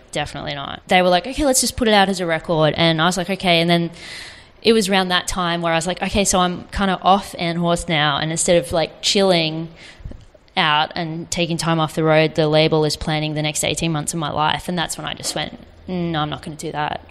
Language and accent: English; Gold Coast, Queensland, Australia; I grew up on the Gold Coast.